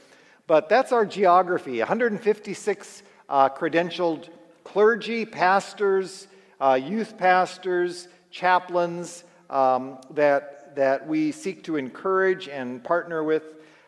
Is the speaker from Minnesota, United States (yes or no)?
yes; Minnesota, United States; also born or lived in El Dorado, Kansas / California; now in Omaha, United States; in Minnesota, where I grew up, and also in Kansas, where we have spent most of our ministry. We recently, just 6 weeks ago, we moved from El Dorado, where we had lived for 20 years